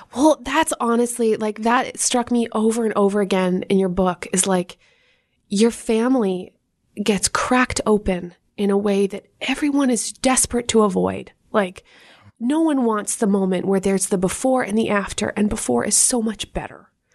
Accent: Canada; moved away; as a Canadian

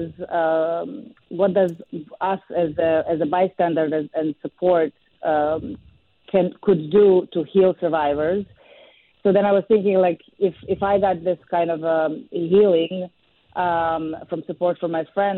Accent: Serbia; moved away as an adult; now in New York, United States; I was born and raised in Serbia

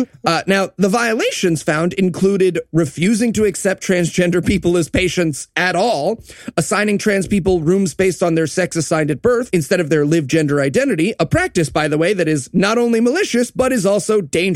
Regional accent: New York City, New York, United States; being a New Yorker

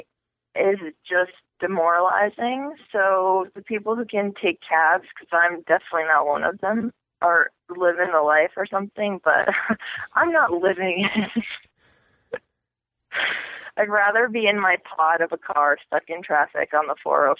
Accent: Madison, Connecticut, United States; also born or lived in Poland / Texas; I was raised in Connecticut, actually. So like small town Connecticut in a place called Madison

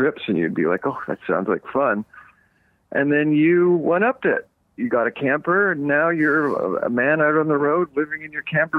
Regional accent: Eastern Canada, Canada; now in Los Angeles, United States; growing up in Eastern Canada, I grew up camping and, running through the woods, and I haven't done a lot of that since I've lived in Los Angeles.

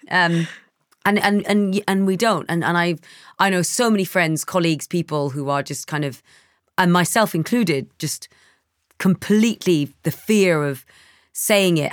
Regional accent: London, United Kingdom; I grew up in East London

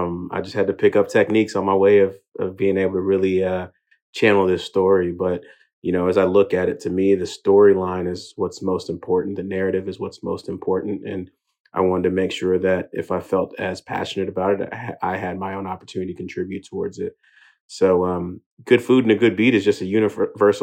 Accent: Houston, Texas, United States; also born or lived in England; made it out to Houston by the age of 3. And, ultimately grew up in a Nigerian household in America

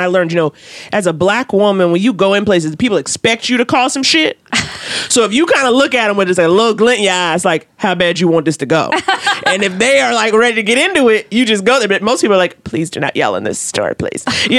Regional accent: New York, United States; I grew up in New York.

